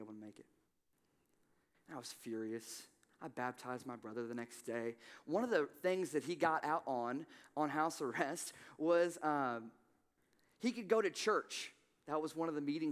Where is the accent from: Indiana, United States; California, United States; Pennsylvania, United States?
Indiana, United States; Evansville; moved away as an adult; I came from Evansville, Indiana. My father, whom I love very much, he was a meth dealer most of my life. And so I left and went to college.